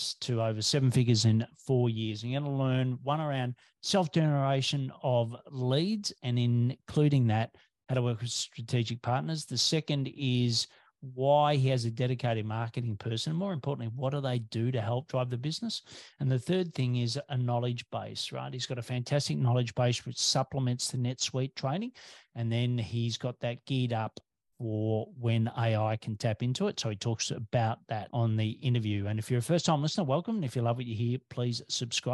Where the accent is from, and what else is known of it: Australia